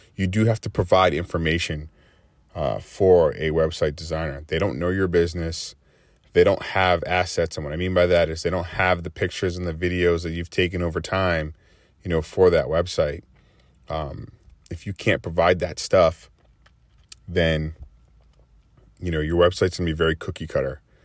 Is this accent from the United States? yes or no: yes; Massachusetts, United States; now in Houston, United States; I'm in the Houston area. I'm from Massachusetts